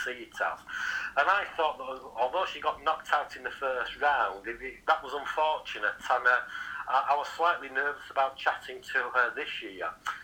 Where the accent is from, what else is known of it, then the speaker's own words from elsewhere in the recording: Yorkshire and the Humber, United Kingdom; accent: Yorkshire; my Yorkshire accent